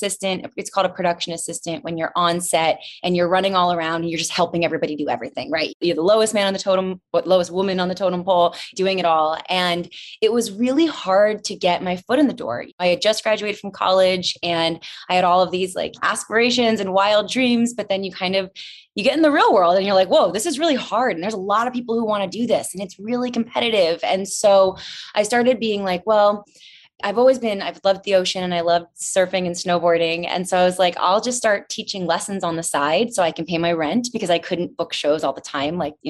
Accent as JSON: {"language": "English", "area": "D.C.", "region": "Northern Virginia", "country": "United States", "tie": "born or raised there", "also_born_or_lived": "North Carolina", "moved": "as an adult", "lives_now": "Los Angeles, United States", "said": "I grew up right outside Washington, D.C. in Northern Virginia"}